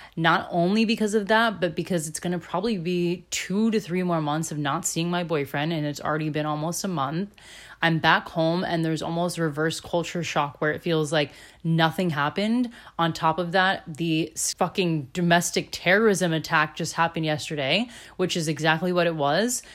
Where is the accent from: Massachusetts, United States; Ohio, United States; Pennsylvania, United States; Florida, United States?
Florida, United States; moved away as an adult; also born or lived in Chicago / Germany; I'm originally from Florida, born and raised here.